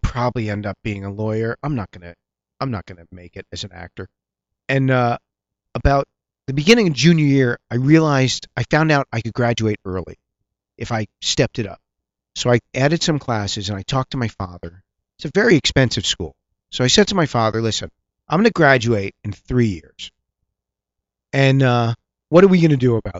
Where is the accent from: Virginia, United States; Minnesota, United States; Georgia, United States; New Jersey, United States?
New Jersey, United States; I'm from New Jersey. We're very close to the city